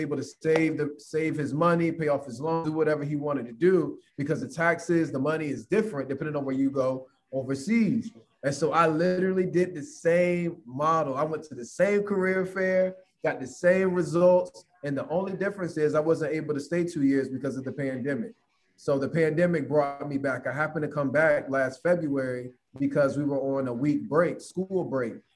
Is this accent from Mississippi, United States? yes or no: no; Virginia Beach, Virginia, United States; also born or lived in Kuwait; I'm originally from Virginia Beach, Virginia. That's where I went to school, graduated from